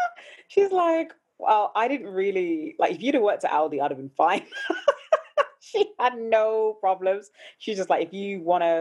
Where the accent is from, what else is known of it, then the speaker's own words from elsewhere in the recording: Birmingham, West Midlands, United Kingdom; Aston, Birmingham.